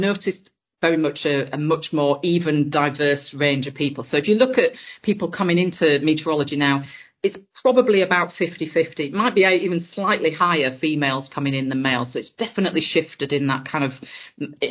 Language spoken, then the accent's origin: English; Yorkshire and the Humber, United Kingdom; I grew up in Yorkshire on top of the Pennines, so quite high up in the hills there.